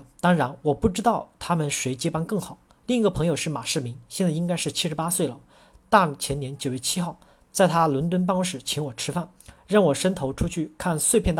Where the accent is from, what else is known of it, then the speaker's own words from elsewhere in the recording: China; 我是中国人，不会像他们一样是会老的